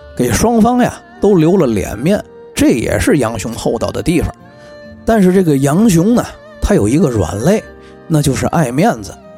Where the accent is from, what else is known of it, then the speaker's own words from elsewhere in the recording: Tianjin, China; accent: Tianjin dialect; 用我们天津话说